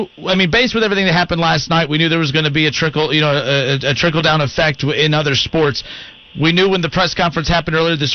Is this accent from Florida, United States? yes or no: no; Van Wert, Ohio, United States; I'm from Van Wert.